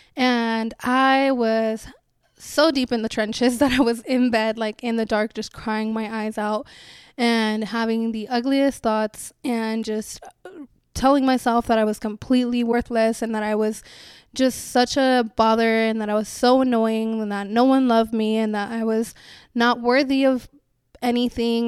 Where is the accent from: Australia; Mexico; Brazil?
Mexico; Chihuahua; now in United States; I was born in Chihuahua in Mexico in the winter.